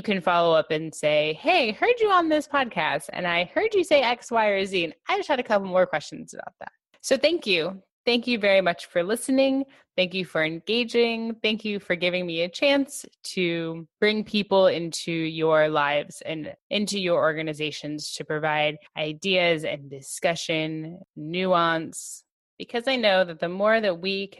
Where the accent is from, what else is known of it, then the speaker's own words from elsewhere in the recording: Los Angeles, California, United States; moved away as an adult; now in New Jersey, United States; I have been born and raised in Los Angeles